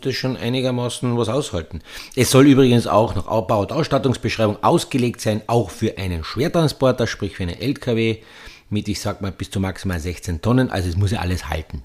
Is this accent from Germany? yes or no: no; Petzen area, Carinthia, Austria; der Skiverein, wo ich aufgewachsen bin, der SC Petzen